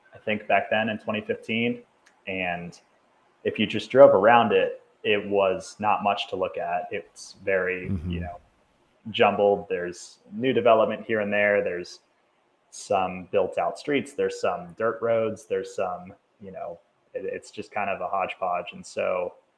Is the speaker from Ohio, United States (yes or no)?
yes; Cincinnati, Ohio, United States; now in Denver, United States; Grew up in the suburbs of Cincinnati, Ohio